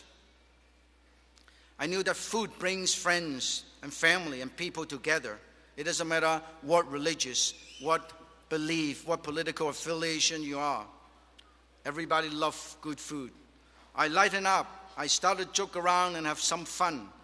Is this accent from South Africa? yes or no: no; Guangzhou, Guangdong, China; moved away; also born or lived in Davis, California; my hometown, Guangzhou